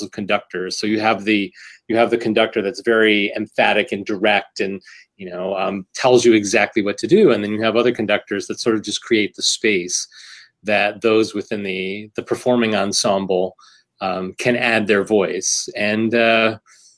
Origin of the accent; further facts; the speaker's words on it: Bethlehem, Pennsylvania, United States; Being here in the Lehigh Valley, was born and raised in Bethlehem, went to Bethlehem Schools, graduated from Freedom High School